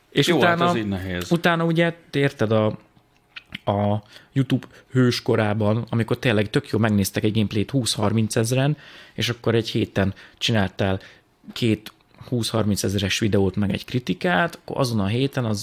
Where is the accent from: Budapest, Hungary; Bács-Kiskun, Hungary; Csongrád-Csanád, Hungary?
Bács-Kiskun, Hungary; Tataháza; moved away; Tataházi vagyok, egy minden. kis faluból származom